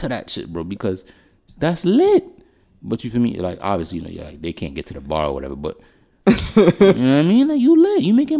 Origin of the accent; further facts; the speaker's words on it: New York, United States; I'm from New York, where I feel like we don't have an accent, and everybody else in the world has an accent.